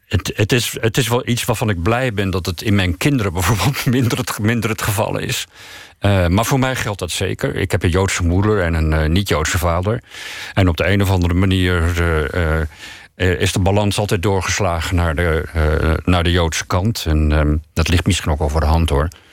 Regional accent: Netherlands; Als ik naar een ander land ga, voel ik me Nederlandser dan ik, dan ik me ooit gevoeld heb

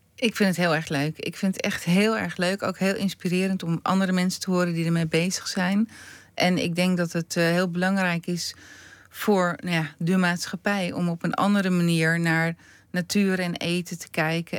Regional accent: Stompetoren, North Holland, Netherlands; ik ben opgegroeid in Stompetoren en mijn moeder komt uit Drenthe

